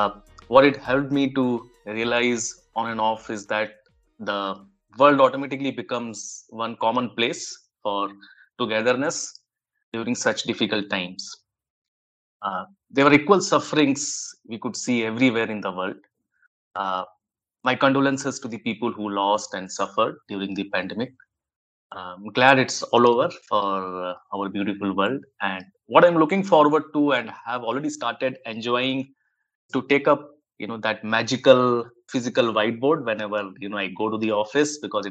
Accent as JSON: {"language": "English", "country": "India", "tie": "born or raised there", "said": "I was around 12 years old kid in the late 1980s in one of the Indian towns."}